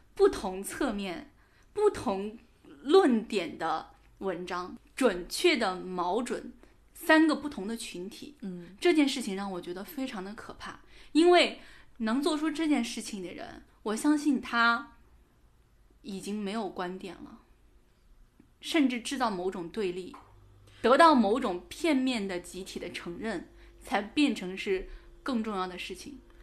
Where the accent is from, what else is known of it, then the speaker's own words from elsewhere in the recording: Shandong, China; now in Shanghai, China; 我从上海回到山东，回到我的老家去过年